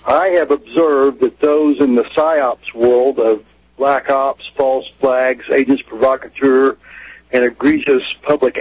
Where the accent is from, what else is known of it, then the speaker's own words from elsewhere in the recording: Oklahoma City, Oklahoma, United States; I am from Oklahoma City. My father had a shop blocks away from